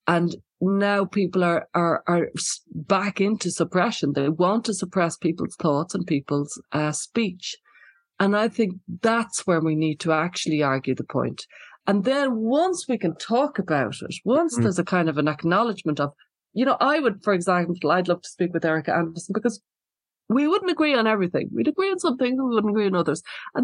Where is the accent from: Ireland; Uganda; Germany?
Ireland; I'm from Ireland, and Ireland suffered like for many, many years with the Troubles, which was, you know, an awful lot of people died, an awful lot of grief and distress, a lot of violence, a lot of death, and a lot of censorship. So I grew up with a lot of that.